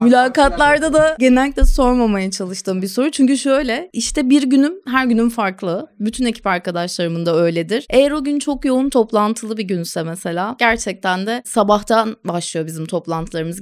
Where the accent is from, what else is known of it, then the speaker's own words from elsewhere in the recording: Bandırma, Balıkesir, Turkey; moved away as an adult; also born or lived in Bursa; now in Istanbul, Turkey; 82 Balıkesir Bandırma doğumluyum